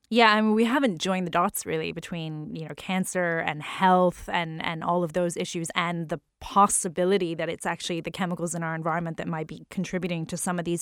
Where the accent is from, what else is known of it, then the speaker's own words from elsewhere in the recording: New Orleans, Louisiana, United States; I grew up in New Orleans